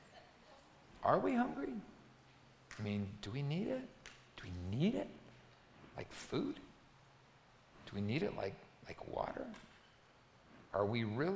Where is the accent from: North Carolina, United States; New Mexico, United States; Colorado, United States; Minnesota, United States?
New Mexico, United States; Albuquerque; when I was growing up in Albuquerque